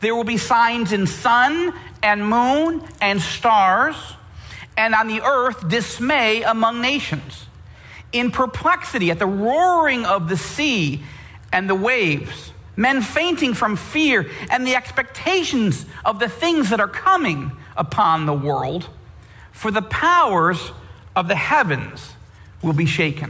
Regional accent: United States; particularly as American believers

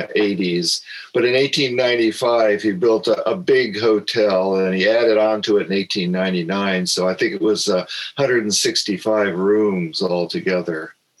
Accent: Live Oak, California, United States; also born or lived in Santa Cruz, California; I grew up in the area. I was born in Santa Cruz and grew up in Live Oak. Actually, my family settled in the Live Oak area about 100 years ago. So I do have some roots that go back a ways in Santa Cruz County history

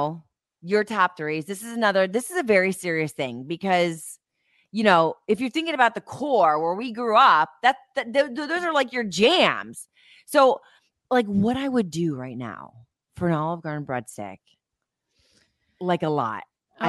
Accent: Ohio, United States; growing up in Ohio

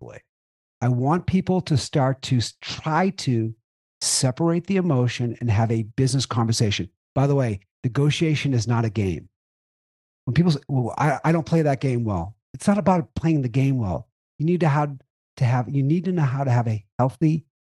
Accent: Boston, Massachusetts, United States; I'm Boston direct

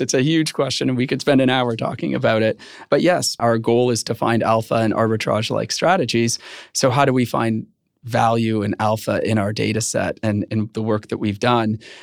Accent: Canada; I am Canadian

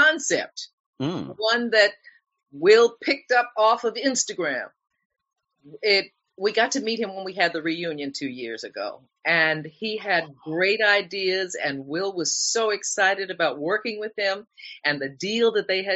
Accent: New York City, New York, United States; I grew up in the projects over there, the Amsterdam houses right across from where they built Lincoln Center.

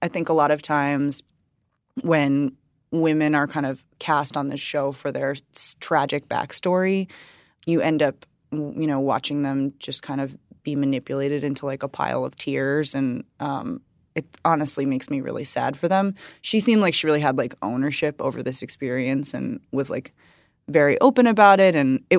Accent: Waukesha, Wisconsin, United States; Like, I grew up in Waukesha and my parents have been married for, you know, however many millions of years

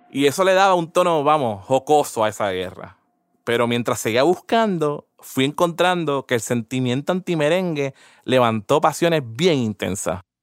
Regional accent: Puerto Rico; Como boricuas

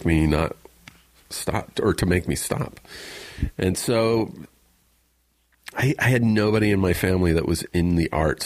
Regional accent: Riverside, California, United States; I grew up in Riverside, which is about an hour away from here.

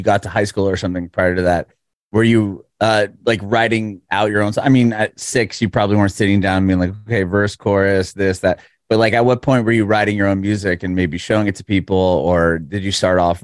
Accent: San Diego, California, United States; moved away as an adult; now in Nashville, United States; I'm originally from San Diego

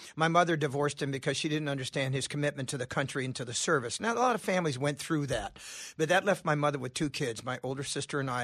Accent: California, United States; I'm from California

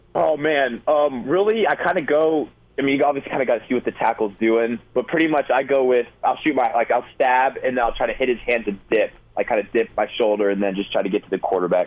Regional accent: Florida, United States; also born or lived in Colorado / Austin, Texas; being from Florida, I mean I grew up in Colorado a little bit, but I pretty much lived in Florida for a while.

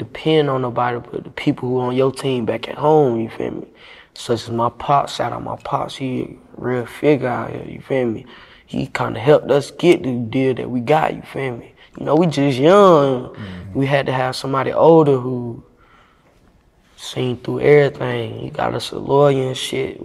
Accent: Bradtown, North Carolina, United States; I'm from Bradtown, North Carolina

